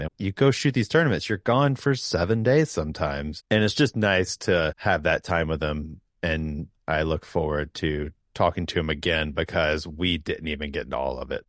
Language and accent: English; Atlanta, Georgia, United States; growing up here in the South, I grew up in Atlanta